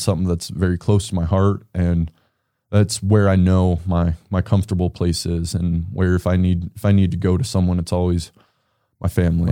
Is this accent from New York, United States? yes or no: no; Casper, Wyoming, United States; I grew up in Casper. I've lived in Casper my whole life